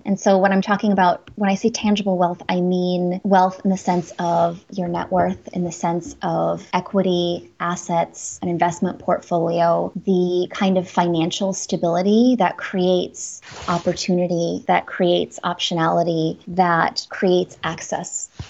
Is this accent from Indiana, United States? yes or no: no; Washburn, Wisconsin, United States; Northern Wisconsin, the Shawamigan Bay of Lake Superior. So right on the Apostle Islands, a little town called Washburn.